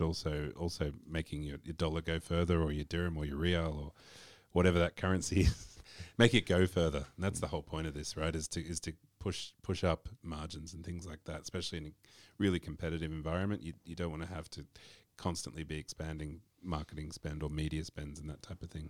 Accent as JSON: {"language": "English", "country": "Australia", "said": "I'm from Australia"}